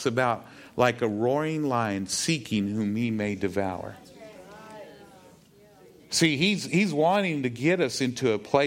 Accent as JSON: {"language": "English", "region": "Texas", "country": "United States", "said": "I'm a Texan"}